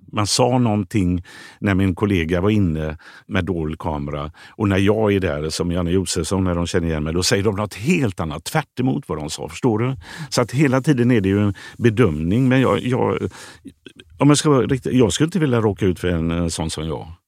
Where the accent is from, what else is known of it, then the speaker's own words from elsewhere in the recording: Gothenburg, Västra Götaland, Sweden; moved away; Skulle jag vilja flytta tillbaka till Biskopsgården? Om jag eh, med barn och så, där jag är uppvuxen idag?